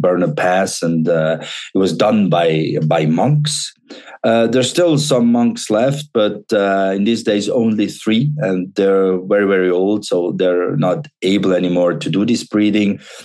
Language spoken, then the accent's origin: English; Davos, Graubünden, Switzerland; now in Valais, Switzerland; I'm from Davos, born there